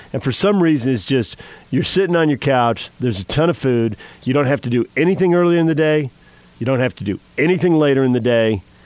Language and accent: English; California, United States; when you're growing up in California